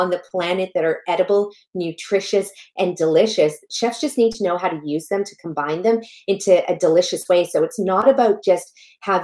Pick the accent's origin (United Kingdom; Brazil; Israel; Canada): Canada; also born or lived in Malawi; I was born in a tiny little village in Malawi, Africa, that has no plumbing, no electricity. And that's where I come from. And then I was raised in Canada